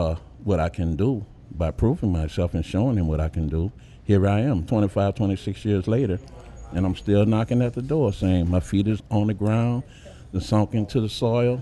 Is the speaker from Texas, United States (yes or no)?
no; New Orleans, Louisiana, United States; I'm from Uptown. I live Uptown, New Orleans, practically all my born days